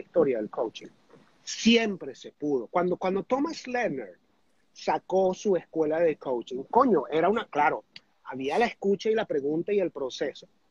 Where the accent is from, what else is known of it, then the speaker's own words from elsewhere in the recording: Venezuela; also born or lived in United States; yo me crié en Estados Unidos, me regresé a Venezuela, me retrasaron el tercer grado